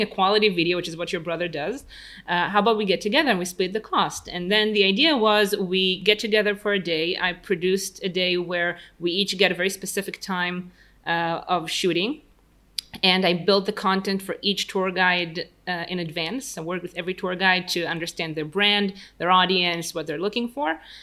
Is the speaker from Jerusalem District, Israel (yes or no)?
no; Tel Aviv, Tel Aviv District, Israel; English is a second language; Tel Aviv, 32, Israel, born and raised.